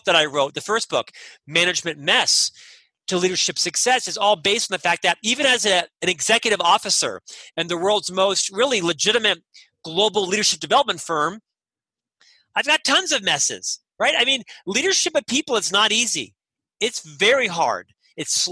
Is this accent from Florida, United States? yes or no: yes; Orlando, Florida, United States; moved away as an adult; now in Utah, United States; I'm from Orlando, Florida